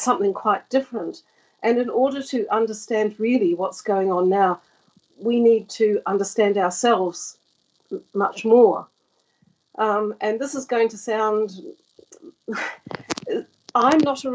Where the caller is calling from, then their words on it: Devon and Cornwall, South West England, United Kingdom; I'm calling from Devon and Cornwall.